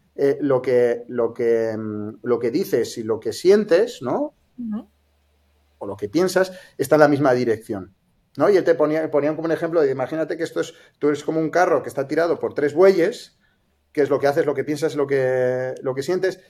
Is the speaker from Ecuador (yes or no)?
no; Santander, Cantabria, Spain; moved away as an adult; now in Barcelona, Spain; nací en Santander y, eh, yo me, formé en ingeniería, soy informático